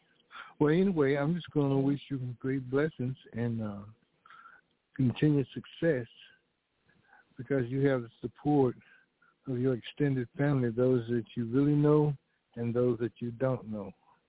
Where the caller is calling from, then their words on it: Fort Worth, Texas, United States; And I'm calling from Fort Worth.